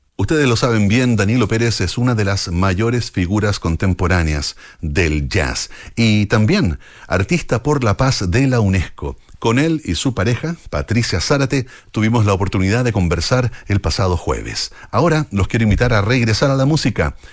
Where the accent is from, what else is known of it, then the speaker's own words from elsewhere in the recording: Chile; la forma de hablar que tenemos los chilenos